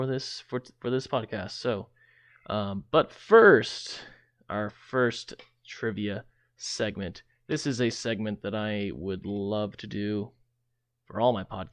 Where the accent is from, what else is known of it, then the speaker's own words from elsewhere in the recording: Central Kansas, United States; I'm originally from Central Kansas